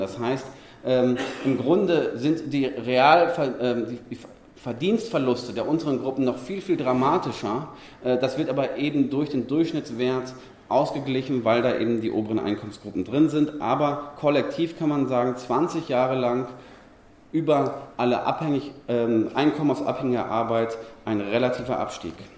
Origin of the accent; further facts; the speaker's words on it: near Dortmund and Bochum, North Rhine-Westphalia, Germany; ich komme aus der Nähe von Dortmund und Bochum.